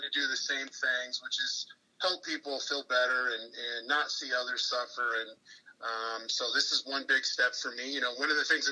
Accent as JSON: {"language": "English", "town": "Des Moines", "region": "Iowa", "country": "United States", "tie": "born or raised there", "said": "I grew up in Des Moines, Iowa"}